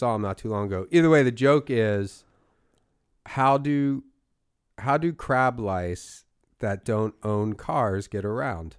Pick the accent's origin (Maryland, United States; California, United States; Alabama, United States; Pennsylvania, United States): Pennsylvania, United States; Philadelphia; my hometown of Philadelphia